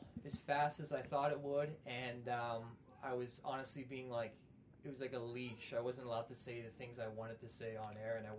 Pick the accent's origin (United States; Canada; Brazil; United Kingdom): Canada; Calgary, Alberta; Born and raised here.